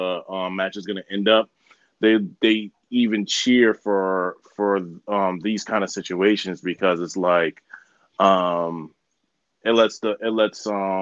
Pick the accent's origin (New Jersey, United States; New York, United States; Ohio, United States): New Jersey, United States; my home state